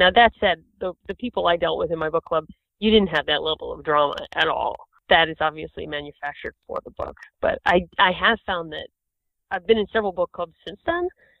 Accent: Boston, Massachusetts, United States; also born or lived in New York; I'm from Boston and New York, and there's plenty of money there too.

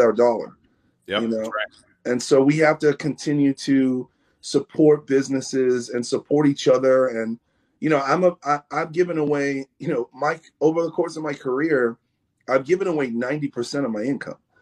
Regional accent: New York City, New York, United States; moved away as an adult; also born or lived in Los Angeles, California; now in Orange County, United States; I grew up in New York City.

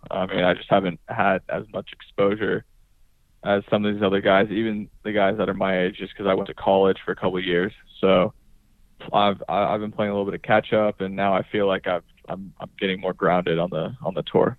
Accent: California, United States; I growing up in California

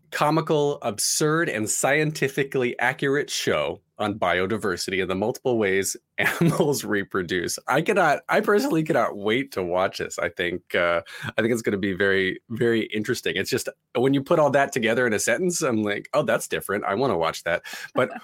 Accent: United States; as an American

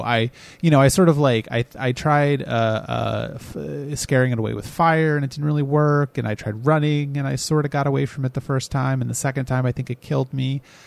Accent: United States; I'm American.

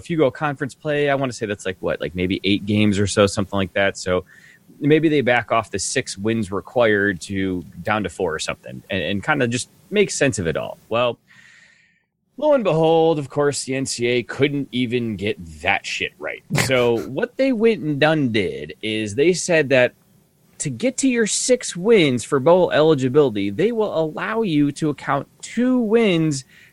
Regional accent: United States; as an American

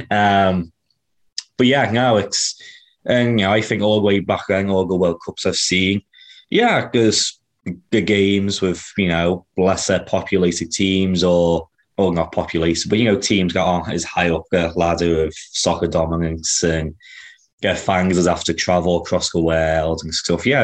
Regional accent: Kansas City, United States; born or raised there

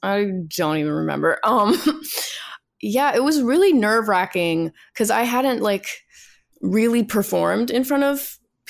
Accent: New York City, New York, United States; Born and raised in Manhattan.

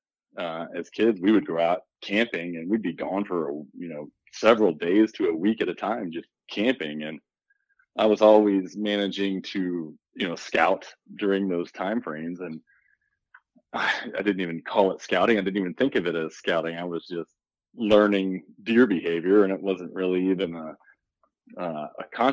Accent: Shrewsbury, Pennsylvania, United States; now in Missouri, United States; I grew up just south of York, Pennsylvania, in a small town called Shrewsbury, right next to New Freedom

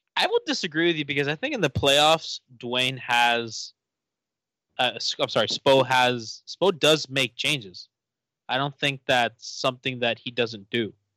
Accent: Miami, Florida, United States; I'm from Miami

